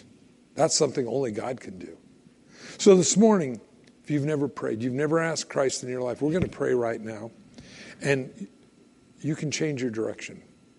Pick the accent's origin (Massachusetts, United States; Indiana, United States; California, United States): California, United States; now in Idaho, United States; I moved up here from California years ago. Now I know everybody will hate me. No, I'm from California.